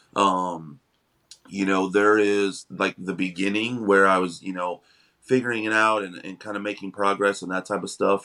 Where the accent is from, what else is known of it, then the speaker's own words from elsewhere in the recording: Missouri, United States; moved away as an adult; now in Florida, United States; we're originally from Missouri, but we moved down here um in 2020